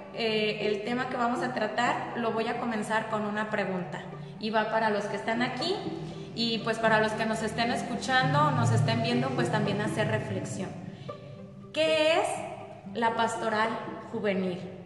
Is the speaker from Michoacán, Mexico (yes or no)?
yes; Jiquilpan, Michoacán, Mexico; aquí de Jiquilpan también